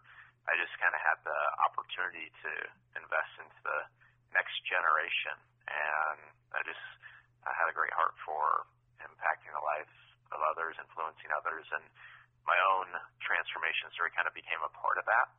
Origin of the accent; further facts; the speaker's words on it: Urbandale, Iowa, United States; also born or lived in Missouri; I grew up in the Des Moines area in a uh, another suburb of Des Moines, Urbandale